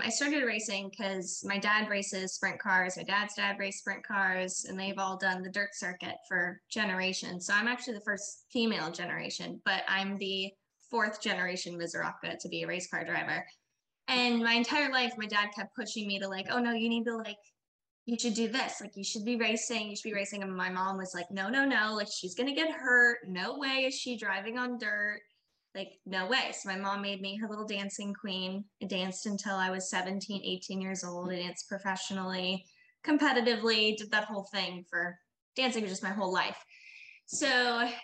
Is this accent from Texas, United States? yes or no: no; Sanford, Florida, United States; I am from Sanford, Florida, born and raised my entire life